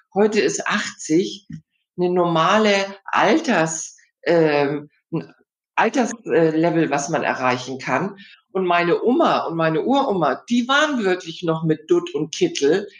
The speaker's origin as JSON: {"language": "German", "region": "Hamburg", "country": "Germany", "said": "ich komme ja aus Hamburg, äh, was man in Hamburg so lernt, Im- und Exportkaufmann."}